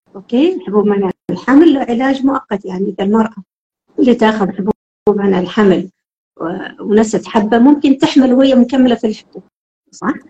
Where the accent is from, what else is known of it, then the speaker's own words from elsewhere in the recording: Oman; إحنا كعمانيين